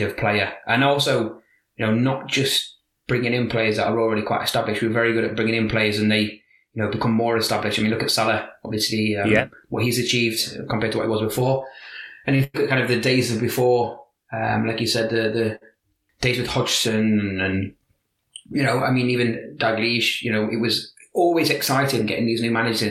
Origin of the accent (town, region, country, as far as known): Liverpool, North West England, United Kingdom; accent: Liverpool; now in Scandinavia